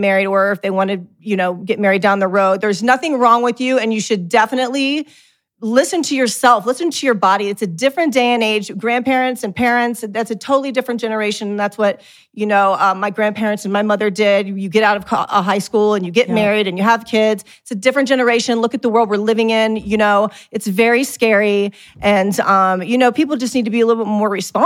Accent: Midwest, United States; growing up in the Midwest

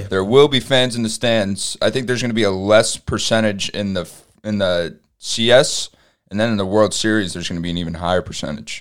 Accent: New York, United States; we're from New York

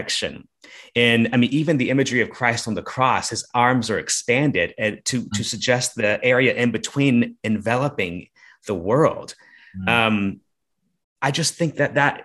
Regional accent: Alabama, United States; now in Los Angeles, United States; I'm from Alabama.

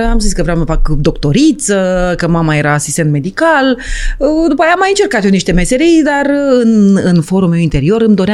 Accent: Iași, Iași County, Romania; born there; m-am născut la Iași într-o frumoasă uh, noapte de vară

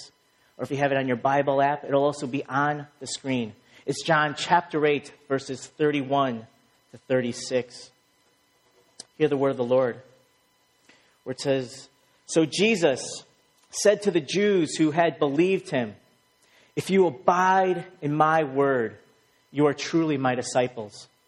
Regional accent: Chicago, Illinois, United States; moved away as an adult; now in Boston, United States; growing up in Chicago

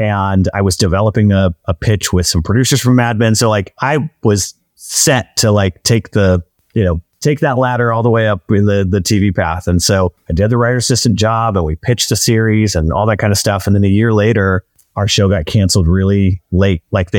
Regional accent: Pacific Northwest, United States; now in Los Angeles, United States; So I grew up in the Pacific Northwest. I didn't know anyone in the movie business.

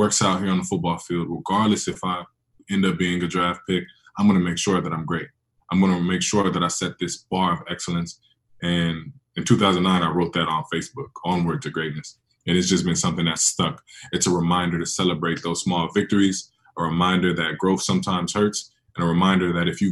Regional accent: San Francisco, California, United States; I was born in San Francisco, but I'm in Liberia like once a year

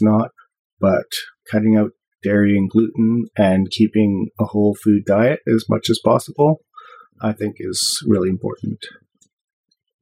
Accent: Ontario, Canada; now in British Columbia, Canada; I grew up in Ontario

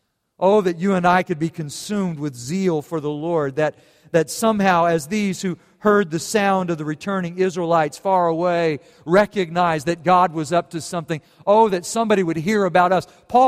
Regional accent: Germany; And then I thought, well, I grew up in Germany, and then they lose.

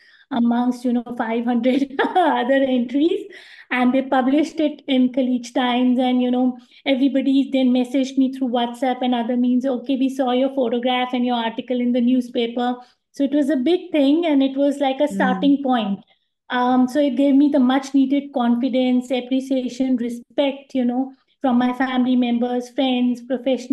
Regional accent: India; moved away as an adult; now in Dubai, United Arab Emirates; I'm from India

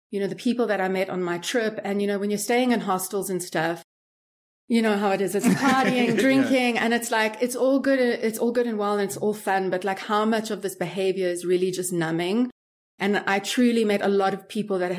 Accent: Johannesburg, Gauteng, South Africa; moved away as an adult; also born or lived in Miami, United States / New York City, United States; now in Thailand; I grew up in Johannesburg, which is like the most unsafe city in the world

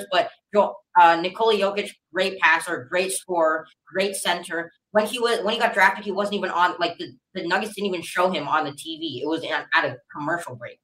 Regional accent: North Carolina, United States; my hometown here

